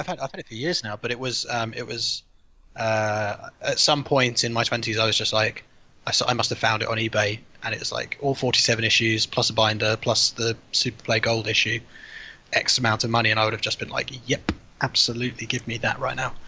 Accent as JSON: {"language": "English", "town": "Chesham", "region": "South East England", "country": "United Kingdom", "tie": "born or raised there", "said": "I grew up in a place called Chesham in Buckinghamshire, um, like that makes me sound really very home counties"}